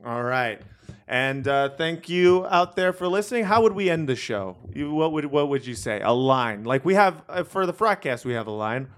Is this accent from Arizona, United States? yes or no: no; Los Angeles, California, United States; I grew up in Los Angeles.